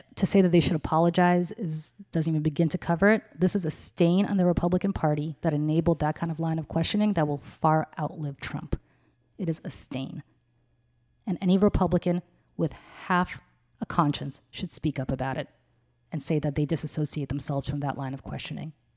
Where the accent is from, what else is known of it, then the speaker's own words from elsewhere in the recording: Moscow, Russia; now in United States; I was born in Moscow, but I'm not Russian born, I'm Soviet born